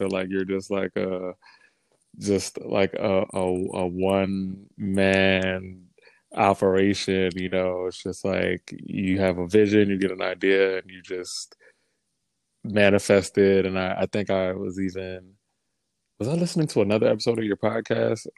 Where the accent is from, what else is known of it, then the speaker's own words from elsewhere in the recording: Maryland, United States; moved away as an adult; now in New York, United States; I'm originally from Maryland, but I've been living in New York for almost the last 10 years